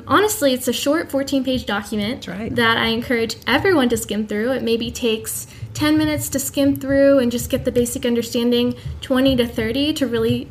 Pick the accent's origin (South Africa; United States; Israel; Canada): United States; Washington, District of Columbia; moved away as an adult; I'm returning back home to my hometown of Washington, D.C. I grew up